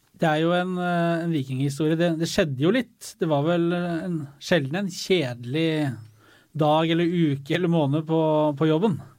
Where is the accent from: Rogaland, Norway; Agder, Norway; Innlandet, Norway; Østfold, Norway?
Innlandet, Norway; Hamar; jeg er fra Hamar